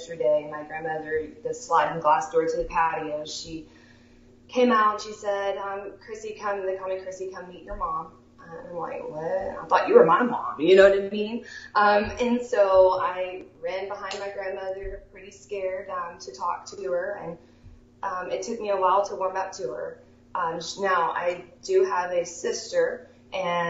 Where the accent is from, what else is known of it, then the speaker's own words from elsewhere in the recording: Shamrock, Texas, United States; I was born there in Shamrock, Texas